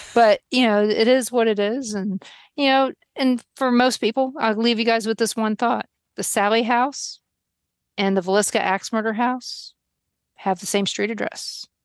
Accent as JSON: {"language": "English", "town": "Baltimore", "region": "Maryland", "country": "United States", "moved": "yes", "lives_now": "Kansas, United States", "said": "I'm from Baltimore"}